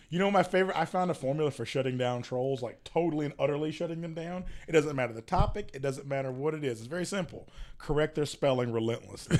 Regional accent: rural North Carolina, United States; now in Charlotte, United States; my hometown is rural North Carolina

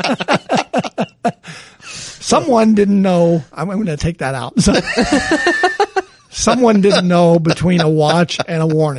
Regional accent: the South, United States; being from the South

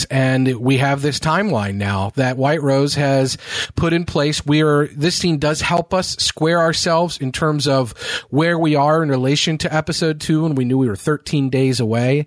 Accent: Kentucky, United States; Kentucky, my home state

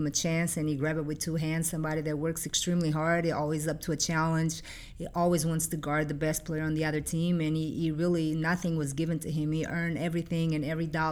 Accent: Figueira da Foz, Coimbra District, Portugal; English is a second language; moved away as an adult; also born or lived in Virginia, United States / New York, United States; now in United States; coming from Portugal, I'm now an American citizen.

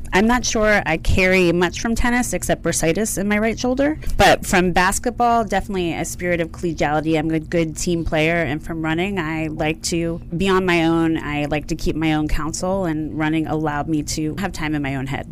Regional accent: outside of Philadelphia, Pennsylvania, United States; I grew up outside of Philadelphia on the mainland.

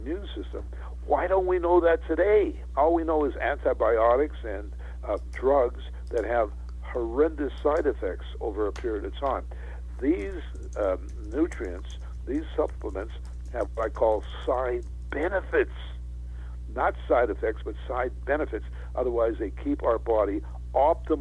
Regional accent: Western Canada, Canada; moved away; I was brought up in Canada, in Western Canada

